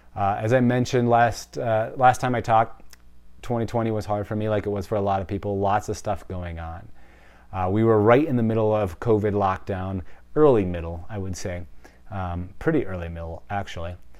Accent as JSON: {"language": "English", "region": "Wisconsin", "country": "United States", "said": "I'm from Wisconsin. It's the cheese state, like, cheese is in my veins"}